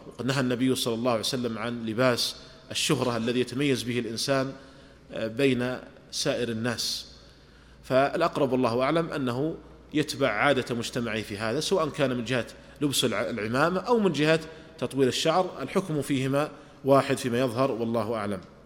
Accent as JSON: {"language": "Arabic", "country": "Saudi Arabia", "said": "عندنا في المملكة العربية السعودية"}